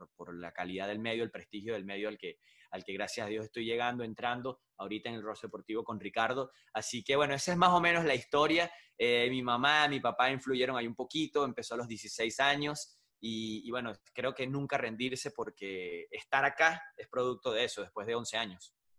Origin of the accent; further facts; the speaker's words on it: Venezuela; moved away as an adult; now in United States; licenciado en procesos gerenciales, se llama en Venezuela la carrera